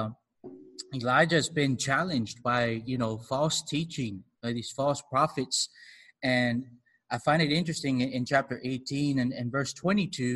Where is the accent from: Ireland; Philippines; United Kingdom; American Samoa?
American Samoa; now in Honolulu, United States; I'm from American Samoa originally, but I'm over here in Honolulu, Hawaii